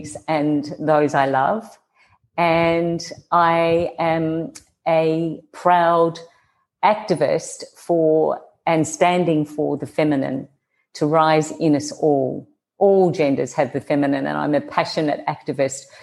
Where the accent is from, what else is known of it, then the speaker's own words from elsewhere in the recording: Australia; accent: Australian; moved away; you can hear my accent, I'm Australian